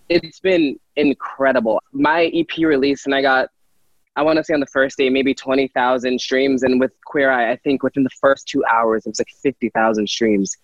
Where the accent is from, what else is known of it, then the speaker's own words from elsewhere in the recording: Philadelphia, Pennsylvania, United States; I was from Philadelphia